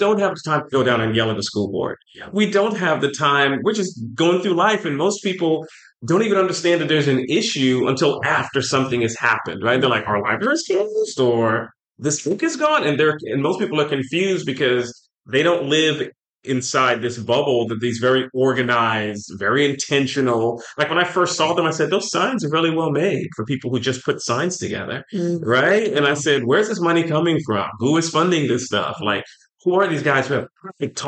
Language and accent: English; Texas, United States; I grew up in Texas